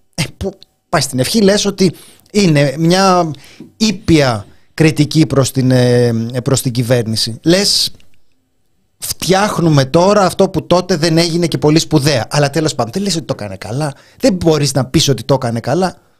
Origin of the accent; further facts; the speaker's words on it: Greece; εμένα είναι η πατρίδα μου